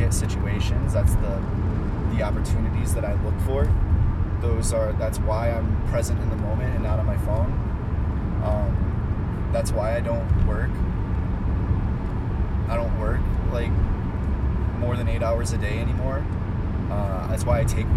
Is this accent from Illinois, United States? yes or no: no; Ohio, United States; moved away as an adult; also born or lived in Chicago / Austin, Texas / Mexico; where I grew up in Ohio, where I left about 5 years ago after my mom died